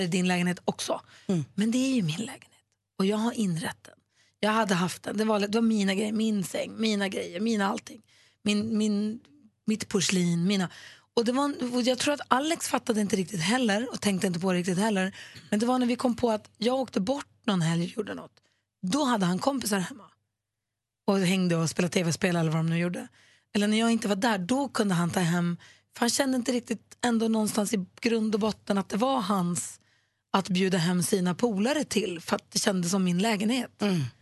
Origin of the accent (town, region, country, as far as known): Luleå, Norrbotten County, Sweden; born or raised there